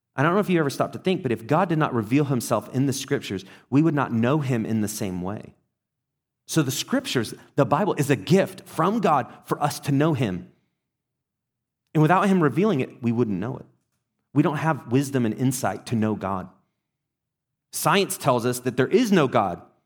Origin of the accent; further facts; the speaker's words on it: England, United Kingdom; now in United States; I grew up in England